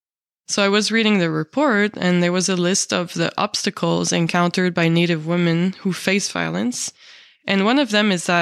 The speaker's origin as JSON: {"language": "English", "town": "Montreal", "region": "Quebec", "country": "Canada", "also_born_or_lived": "British Columbia", "said": "I am from Montreal. I am a non-Indigenous woman."}